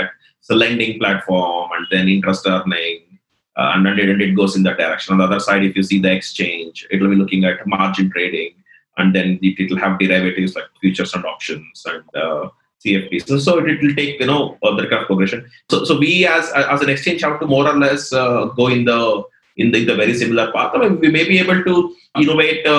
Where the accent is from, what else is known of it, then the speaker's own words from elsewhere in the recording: India; if we being Indian